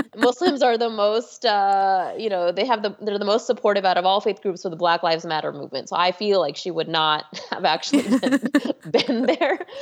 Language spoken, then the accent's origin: English; Houston, Texas, United States; moved away as an adult; now in Washington, D.C., United States; I grew up in Houston, Texas, actually one of the suburbs of Houston. I grew up in the Spring Tomball area